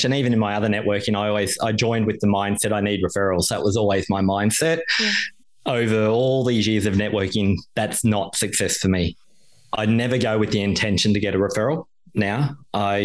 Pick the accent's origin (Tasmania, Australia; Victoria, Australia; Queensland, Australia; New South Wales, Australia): Queensland, Australia; now in Melbourne, Australia; Queensland, my hometown as well.